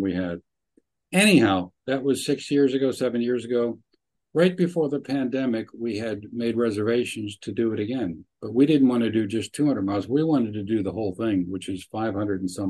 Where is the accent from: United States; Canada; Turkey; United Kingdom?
United States; Pittsburgh, Pennsylvania; moved away; We grew up in Pittsburgh, but we all left